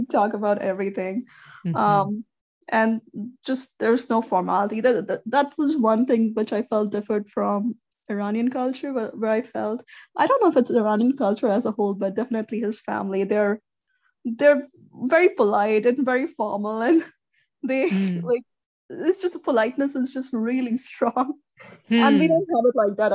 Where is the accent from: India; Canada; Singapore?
India; moved away as an adult; now in United States; I grew up in India. I came to the US for grad school